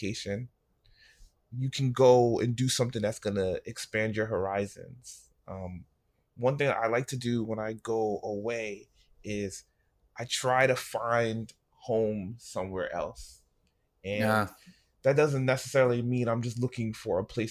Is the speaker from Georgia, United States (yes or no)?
no; New York, United States; I went to Chicago and I'm from New York